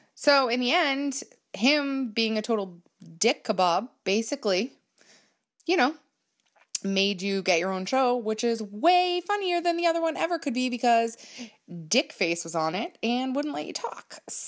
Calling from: Massachusetts, United States; I am a listener from Massachusetts

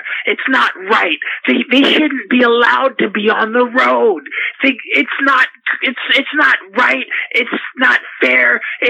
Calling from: Boulder, Colorado, United States; I'm calling from Boulder, Colorado.

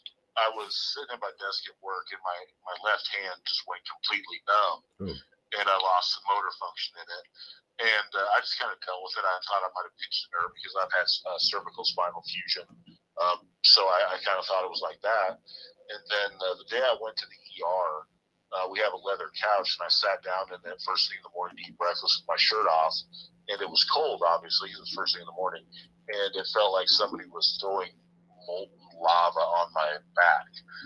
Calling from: Parker, Colorado, United States; Parker, Colorado.

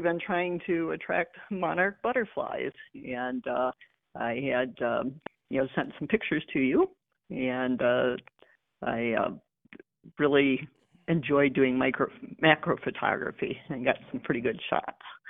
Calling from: Ubly, Michigan, United States; I'm calling from Ugly Michigan

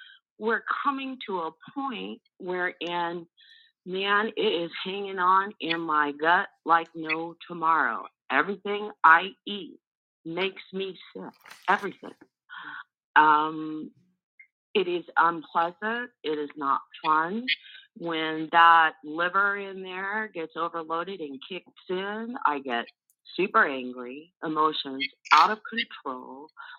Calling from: Arizona, United States; I'm calling from Arizona.

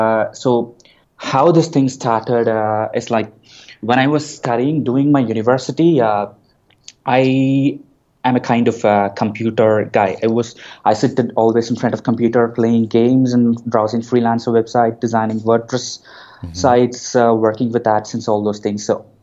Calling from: Coimbatore, Tamil Nadu, India; I'm calling from my office in India.

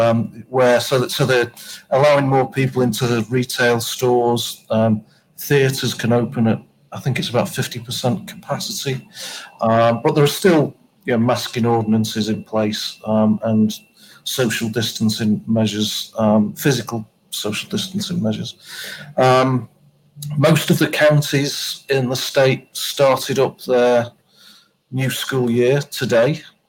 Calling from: Baltimore, Maryland, United States; I'm calling in from Maryland, which is on the eastern seaboard of the United States, Baltimore.

